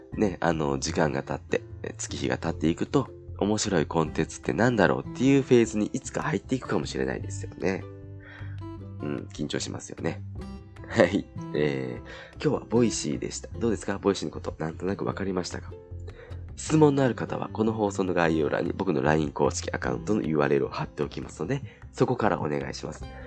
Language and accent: Japanese; Kansai, Japan; 僕も関西なんですけど